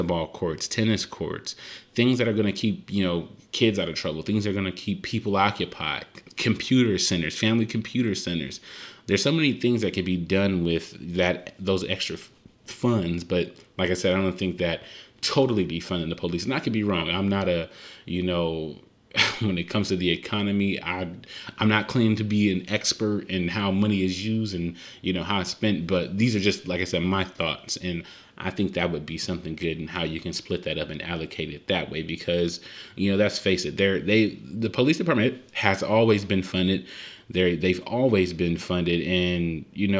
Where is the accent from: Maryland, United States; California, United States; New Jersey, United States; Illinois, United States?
California, United States; Compton; I'm from Compton